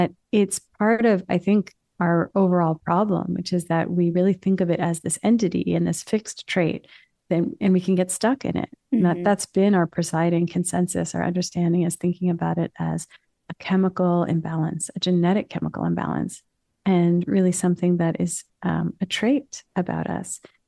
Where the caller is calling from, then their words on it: New York City, New York, United States; New York City.